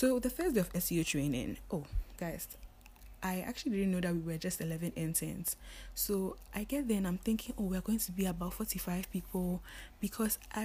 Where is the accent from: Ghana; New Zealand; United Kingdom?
Ghana; we're only 3 Ghanaians